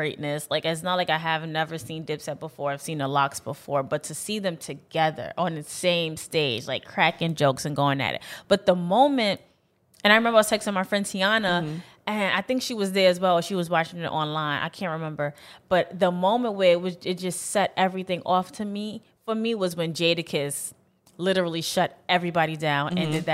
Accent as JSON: {"language": "English", "town": "New York City", "region": "New York", "country": "United States", "said": "I'm a girl from Brooklyn"}